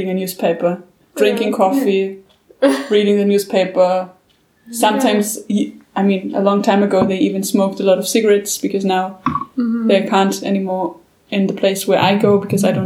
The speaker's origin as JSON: {"language": "English", "region": "Vienna", "country": "Austria", "said": "I'm a big city girl. I'm from Vienna."}